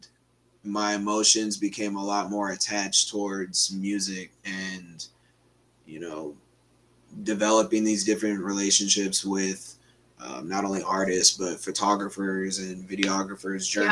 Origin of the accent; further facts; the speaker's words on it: Mountlake Terrace, Washington, United States; also born or lived in Kenmore, Washington / Bothell, Washington; I came from Mallet Terrace. Originally, mm-hmm. I grew up in Kenmore, and then after fourth grade, I moved to the Both area and went to Mallet Terrace